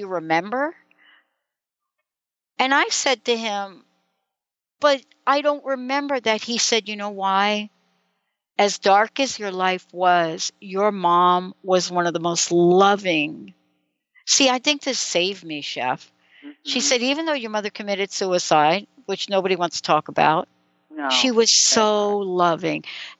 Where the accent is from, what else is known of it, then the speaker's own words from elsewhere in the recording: New York City, New York, United States; listen, growing up in New York City, and it doesn't matter whether you've grown up in the streets of New York City or you're growing up in Beverly Hills